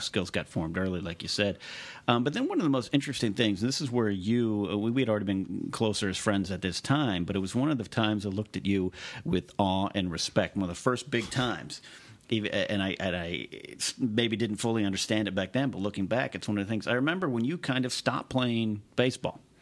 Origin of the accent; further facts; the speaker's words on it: Arroyo Grande, California, United States; I grew up with this guy the latter part of my childhood in my hometown of Arroyo Grande, California